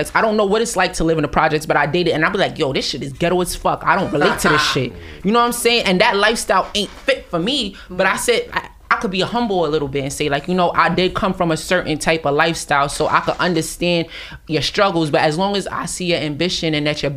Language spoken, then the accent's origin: English; New York City, New York, United States; I'm from Brooklyn